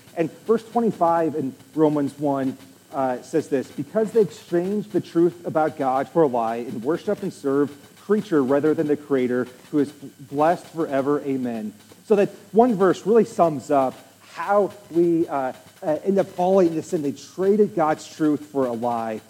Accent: Nebraska, United States; I'm from Nebraska

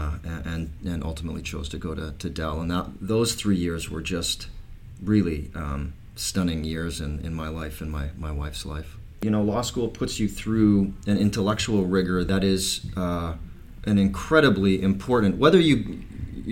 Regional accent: Medicine Hat, Alberta, Canada; growing up in Medicine Hat and in the prairies

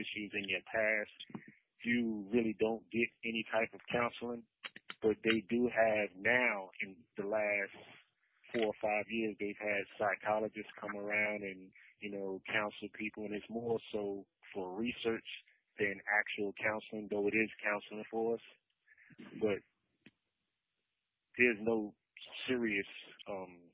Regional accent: New York City, New York, United States; now in North Carolina, United States; I'm born and raised in Brooklyn

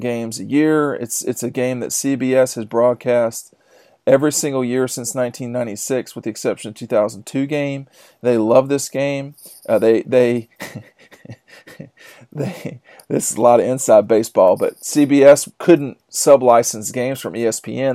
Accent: DeKalb County, Georgia, United States; I grew up in DeKalb County

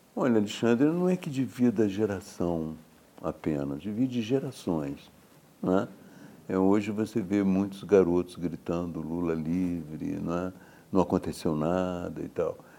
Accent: Juiz de Fora, Minas Gerais, Brazil; eu sou de Juiz de Fora

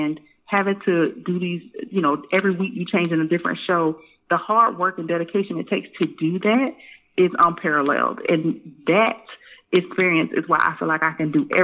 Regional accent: Tampa, Florida, United States; I grew up in Tampa, Florida

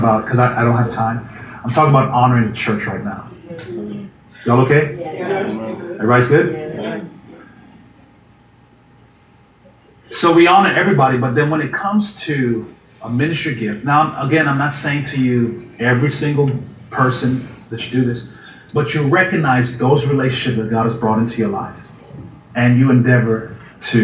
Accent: U.S. Virgin Islands; moved away; I grew up in the Virgin Islands, that a tiny island where it's what, 32 square miles

